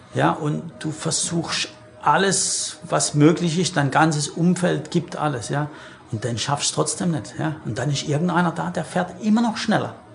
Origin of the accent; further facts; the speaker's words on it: Germany; als Nation, als Deutsche